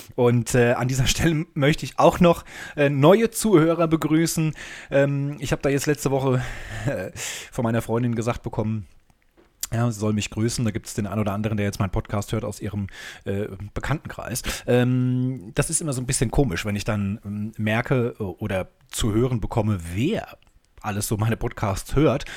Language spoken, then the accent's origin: German; Germany; now in Hamburg, Germany; als Deutscher